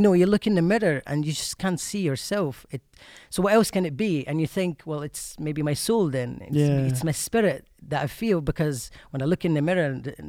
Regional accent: Egypt; English is a second language; moved away as an adult; Yeah, oh yeah, I was born in Egypt and I left there just as soon as I turned 19, actually.

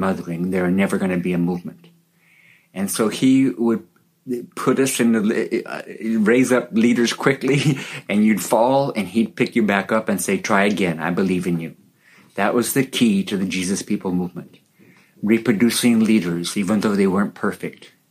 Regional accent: California, United States; now in Papua, Indonesia; I grew up in America, in California, in a Christian family

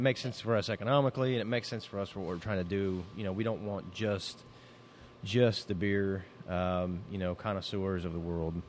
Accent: Middletown, United States; we're from Middletown

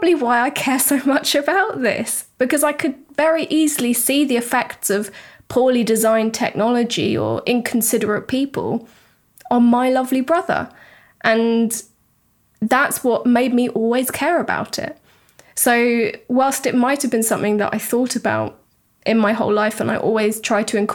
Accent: United Kingdom; now in Europe; a British person living in Europe right now.

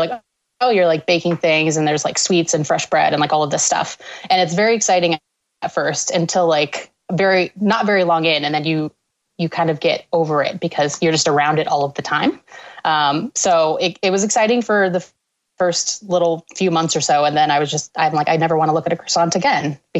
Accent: Washington, United States; born or raised there; moved away as an adult; also born or lived in Canada / New York / Amherst, Massachusetts

